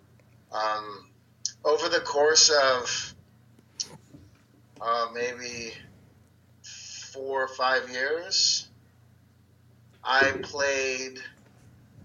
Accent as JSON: {"language": "English", "country": "United States", "moved": "as an adult", "lives_now": "Sweden", "said": "we're Americans"}